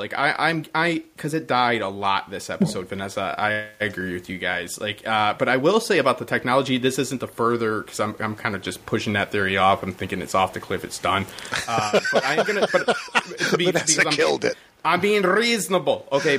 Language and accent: English; Detroit, Michigan, United States; I'm from Detroit, by the way.